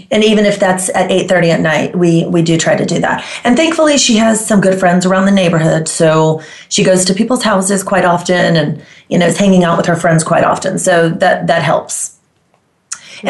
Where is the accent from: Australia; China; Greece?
Greece; Heraklion, Crete; also born or lived in Las Colinas, Texas / Keller, Texas; now in Dallas/Fort Worth, United States; I am from Greece, originally from Crete. My hometown is Iraklion